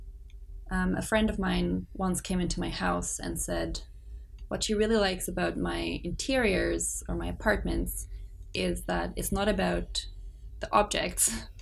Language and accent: English; South Africa; first language Afrikaans; English is a second language; moved away as an adult; now in Montreal, Canada; I was born in Montreal, but to South African parents. I grew up in South Africa, came back here as an adult, and between those two spaces, English and Afrikaans are pretty equal languages. In my mind, I think Afrikaans is nominally my first